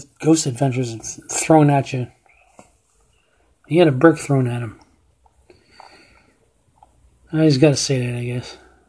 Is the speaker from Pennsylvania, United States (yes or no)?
yes; Beaver Falls, Pennsylvania, United States; There's old schools here in my hometown.